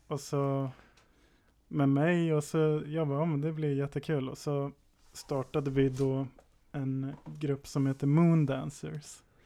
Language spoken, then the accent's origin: Swedish; Valbo, Gävleborg County, Sweden; Jag är född i Gävle, uppvuxen i Valbo